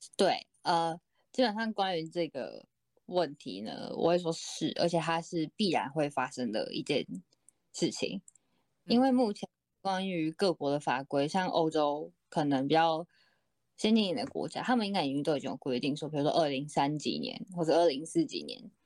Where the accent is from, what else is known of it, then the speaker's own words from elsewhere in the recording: Taiwan; 我是台湾人啦